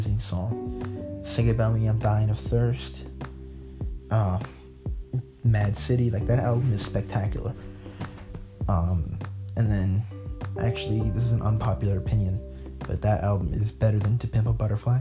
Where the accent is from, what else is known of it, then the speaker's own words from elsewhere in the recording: New Jersey, United States; I am 16 years old, and I am from New Jersey